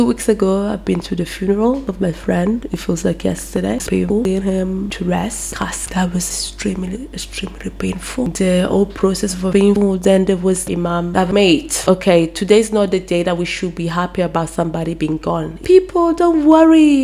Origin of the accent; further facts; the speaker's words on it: Brescia, Lombardy, Italy; I was from Northern Italy